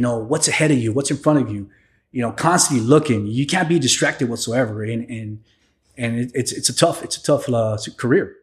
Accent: San Antonio, Texas, United States; also born or lived in Piedras Negras, Coahuila, Mexico; I was raised in San Antonio

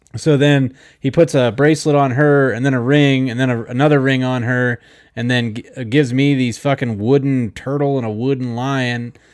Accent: Kansas, United States; I said, Kansas.

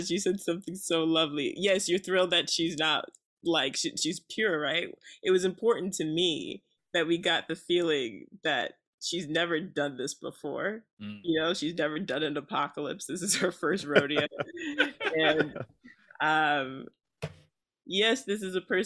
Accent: New Jersey, United States; also born or lived in outside Newark, New Jersey; now in Los Angeles, United States; I'm from New Jersey

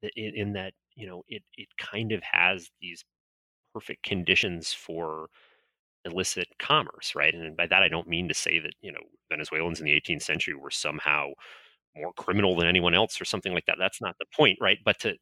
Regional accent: Florida, United States; I grew up in North Florida and, spent my teenage years playing around at the Castillo de San Marcos in St. Augustine.

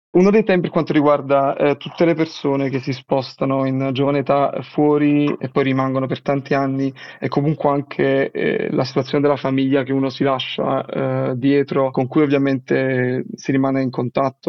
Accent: Naples, Campania, Italy; first language Italian; moved away as an adult; now in Denmark; sono del, del sud Italia, sono napoletano e studiavo all'Università di Napoli

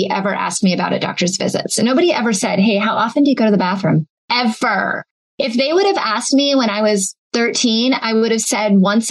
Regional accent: Seattle, Washington, United States; I grew up in Seattle.

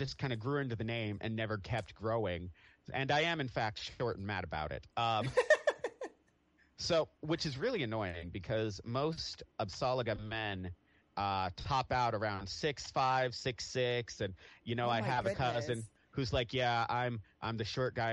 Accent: Atchison, Kansas, United States; I grew up in a small town in Kansas. Oh, it's called Atchison

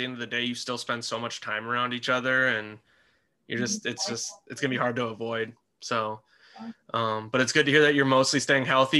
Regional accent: North Dakota, United States; moved away; when I was younger, I grew up in North Dakota

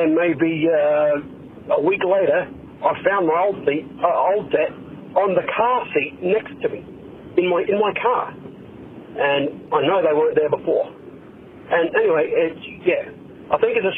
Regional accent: Australia; now in Fort Wayne, United States; I'm from Australia, but I live in Fort Wayne now.

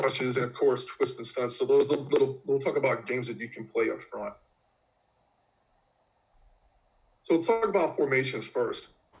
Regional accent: New Orleans, Louisiana, United States; accent: New Orleans; So I'm from New Orleans, and it's kind of hard to tell because I'm kind of losing my New Orleans accent a little bit.

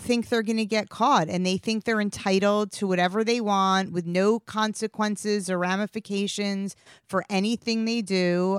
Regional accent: New York City, New York, United States; I grew up in Queens and as a teenager, I used to force my poor immigrant Israeli mother to listen to him on the way to school

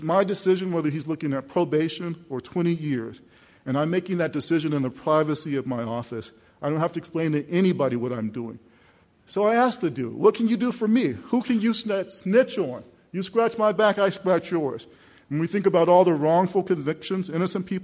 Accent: United States; I'm a hometown kid. I grew up in the South Side in a neighborhood just not far from here

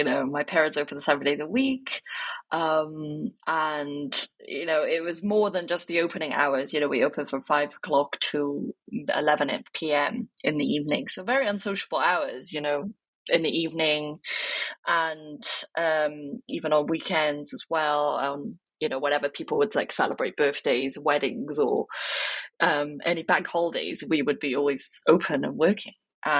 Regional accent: Wales, United Kingdom; And then I would say, I'm from Wales.

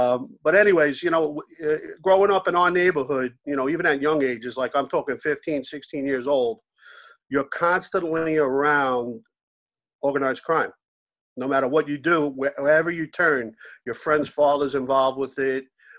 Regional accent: New York City, New York, United States; I grew up in Howard Beach, Lindenwood.

